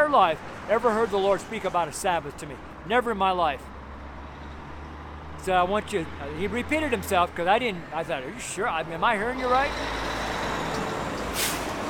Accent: United States; I'm American, firstborn American, French, Belgium.

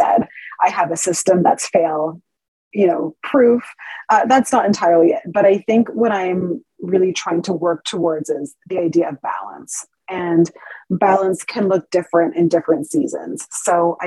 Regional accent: Ontario, Canada; moved away as an adult; now in Calgary, Canada; I'm from Ontario originally. Both my husband and I are

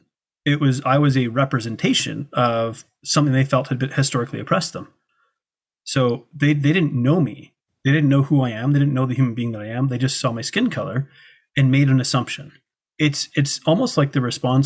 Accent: Canada; I come from Canada, a first world country where we have prosperity.

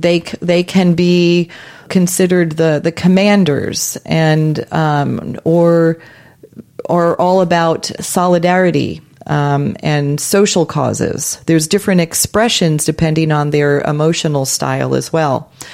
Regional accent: New York, United States; I consider myself a global citizen. But I'm glad I'm from New York, though.

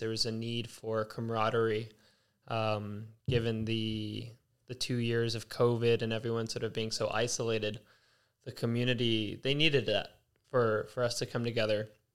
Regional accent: Los Angeles, California, United States; now in Culver City, United States; born and raised in Las Feliz, uh, recently, this past year, moved to Culver City

